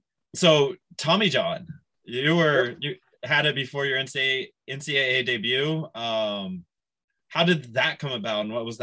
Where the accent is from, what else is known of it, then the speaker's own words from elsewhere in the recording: Omaha, Nebraska, United States; I grew up in Omaha or Nebraska, so CWS was always our ticket.